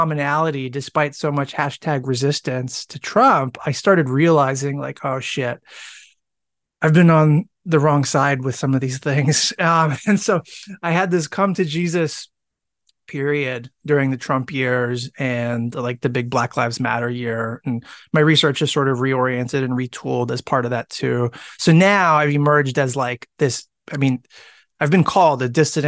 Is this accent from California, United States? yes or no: no; Washington, District of Columbia, United States; accent: American; moved away as an adult; now in Wellington, New Zealand; You can tell from my accent, I'm American. And I come originally from the Washington, D.C. swamp.